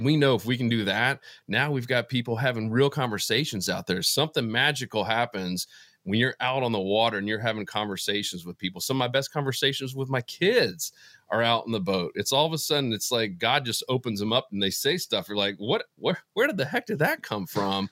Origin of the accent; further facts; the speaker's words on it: Florida, United States; moved away as an adult; also born or lived in Atlanta, Georgia; I grew up in Florida, ended up going to Georgia Tech